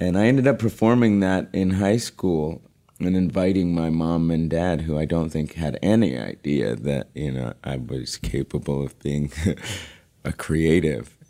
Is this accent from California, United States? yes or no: yes; Los Angeles, California, United States; I'm born and raised in Los Angeles, actually, one of the rare ones